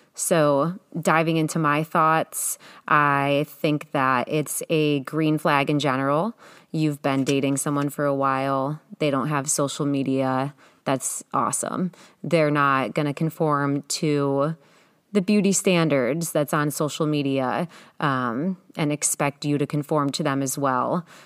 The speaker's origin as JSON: {"language": "English", "region": "Ohio", "country": "United States", "moved": "as an adult", "lives_now": "California, United States", "said": "Being that I'm from Ohio, there's not much to do there"}